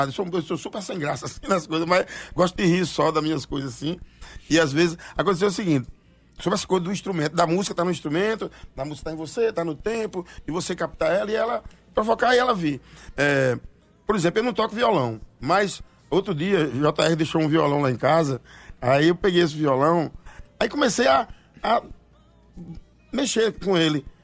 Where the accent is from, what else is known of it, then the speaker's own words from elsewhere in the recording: Serra Talhada, Pernambuco, Brazil; Eu sou de Serra Talhada